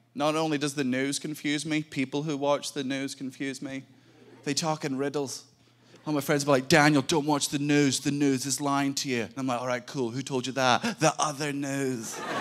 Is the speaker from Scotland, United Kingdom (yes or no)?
yes; Scotland, United Kingdom; I'm from Scotland.